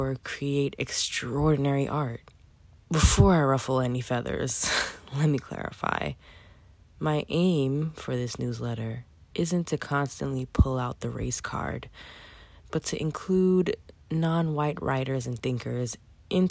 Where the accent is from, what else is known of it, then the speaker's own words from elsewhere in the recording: New York City, New York, United States; I'm a 30-something-year-old Black woman with a Haitian-Cuban background, born and raised in Brooklyn, New York